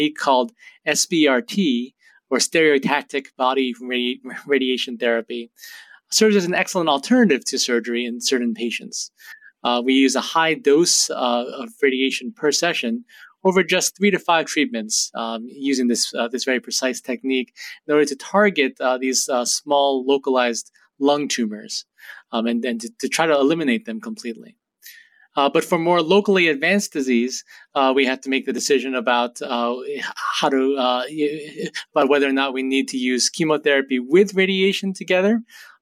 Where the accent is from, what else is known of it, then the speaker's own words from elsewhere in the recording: New Jersey, United States; moved away as an adult; also born or lived in Boston, Massachusetts; now in New Haven, United States; I grew up in Jersey and first came to Yale as a college student about 18 years ago now